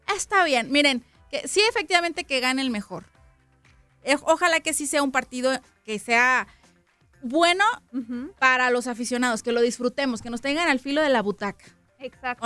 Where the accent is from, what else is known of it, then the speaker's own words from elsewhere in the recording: Mexico; Así no somos los mexicanos